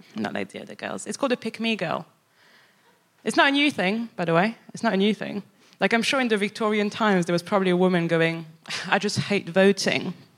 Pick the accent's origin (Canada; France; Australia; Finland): France; Paris, Île-de-France; moved away as an adult; also born or lived in Birmingham; now in England; I'm from Paris